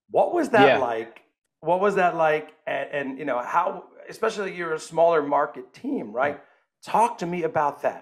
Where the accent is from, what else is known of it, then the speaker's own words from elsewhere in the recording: New York, United States; I'm a New Yorker